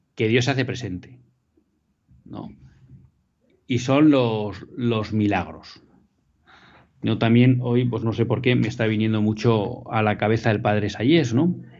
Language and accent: Spanish; Bilbao, Basque Country, Spain; moved away; estoy haciendo el programa desde mi tierra natal, desde Bilbao